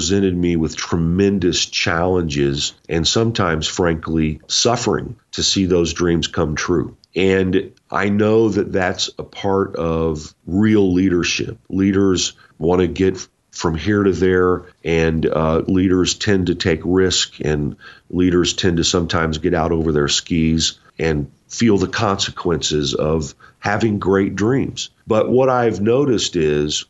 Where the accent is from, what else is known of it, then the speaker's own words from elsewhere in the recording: Indiana, United States; moved away; I'm originally from Indiana